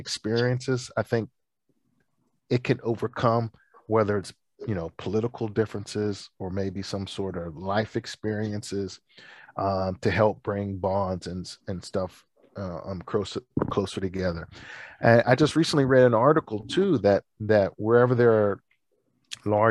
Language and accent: English; Pittsburgh, Pennsylvania, United States; my hometown of Pittsburgh